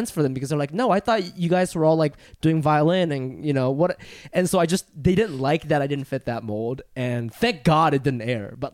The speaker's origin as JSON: {"language": "English", "town": "Funabashi", "region": "Chiba", "country": "Japan", "tie": "born there", "said": "Uh, I was born in Funabashi, Chiba, in Japan."}